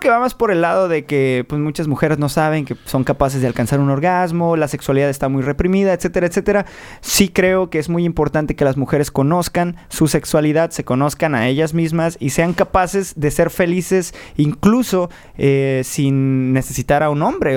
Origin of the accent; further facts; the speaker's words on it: Tijuana, Baja California, Mexico; en Baja California, nosotros somos de Tijuana, eh, donde empieza la patria